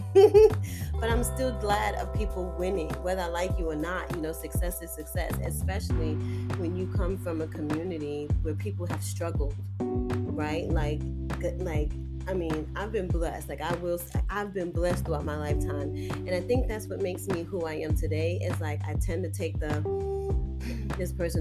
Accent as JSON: {"language": "English", "town": "New York City", "region": "New York", "country": "United States", "tie": "born or raised there", "said": "I was born and raised in Harlem"}